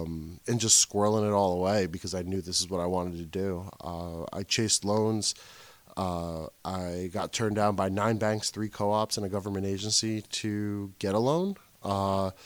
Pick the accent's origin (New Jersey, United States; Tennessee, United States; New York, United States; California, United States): New Jersey, United States; Wayne; Grew up in Wayne.